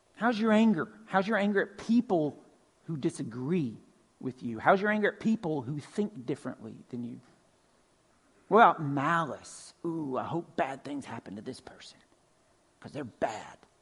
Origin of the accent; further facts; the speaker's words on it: Pine Log, Georgia, United States; I'm originally from Pine Log, right? Northwest Georgia, country, way out in the country. Grew up on a farm.